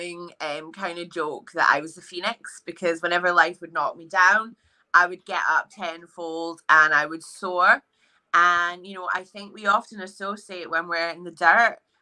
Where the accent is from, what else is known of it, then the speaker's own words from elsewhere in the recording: Edinburgh, Scotland, United Kingdom; I am 31 years of age and I'm from Edinburgh.